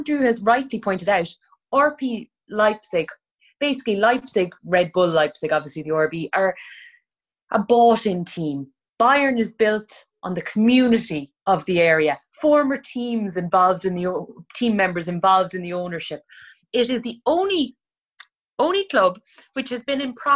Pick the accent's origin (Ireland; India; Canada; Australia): Ireland; I'm from Rosspray.